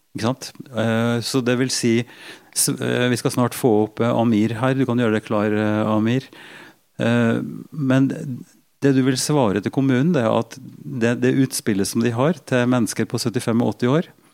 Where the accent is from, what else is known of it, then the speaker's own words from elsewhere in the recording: Norway; Som nordmann i, i mange generasjoner